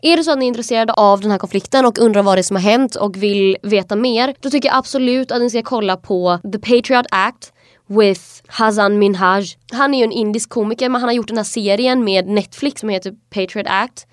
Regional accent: Kalmar, Kalmar County, Sweden; jag är från Kalmar det är liksom en kuststad

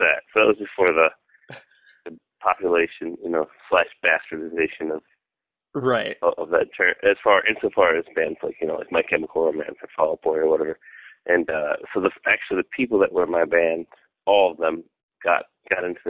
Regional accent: Fenton, Michigan, United States; also born or lived in Southfield, Michigan; I was born in Southfield, Michigan, but I was raised in Fenton, Michigan, which is a relatively small town

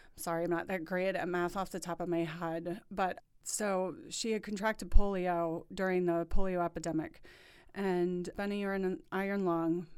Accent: New Orleans, Louisiana, United States; moved away as an adult; also born or lived in East Lansing, Michigan; now in Indianapolis, United States; I was born and raised in New Orleans

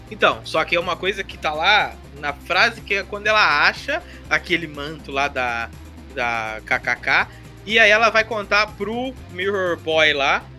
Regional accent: Brazil; a gente, como brasileiro

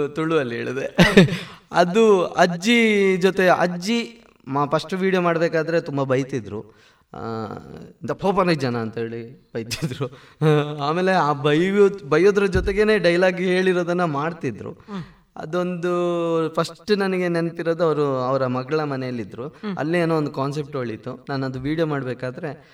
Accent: Anantadi, Karnataka, India; ಬಾಲ್ಯದ ದಿನಗಳಲ್ಲಿ ಈಗ ಜಗ್ಗ ಚಿಕ್ಕ ಆಗಿರ್ಬೋದು ಅಥವಾ ನನ್ನ ಅಮ್ಮ ಆಗಿರ್ಬೋದು ಚಿಕ್ಕಪ್ಪ ಎಲ್ಲರೂ ಕೂಡ ಬಣ್ಣ ಹಚ್ಚಿದ್ದಾರೆ ಅಂದ್ರೆ ನಮ್ಮ ಹಳ್ಳಿಯಲ್ಲಿ ಅನಂತಾಡಿಯಲ್ಲಿ

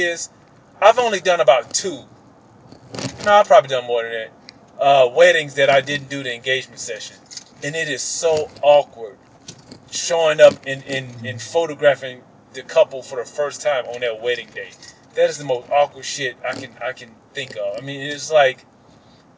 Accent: Mississippi, United States; my growing up in Mississippi

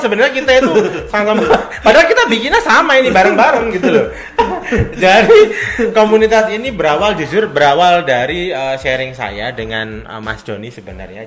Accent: Malang, East Java, Indonesia; saya sendiri orang Malang

